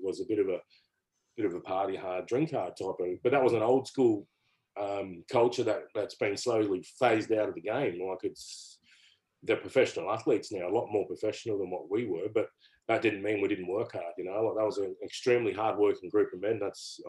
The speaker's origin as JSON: {"language": "English", "town": "Canberra", "region": "Australian Capital Territory", "country": "Australia", "said": "And I come from Canberra, and we were probably more skills orientated type of club."}